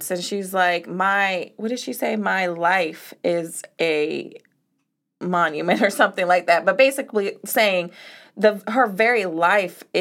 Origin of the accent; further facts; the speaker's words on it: Montana, United States; moved away; She's from my home state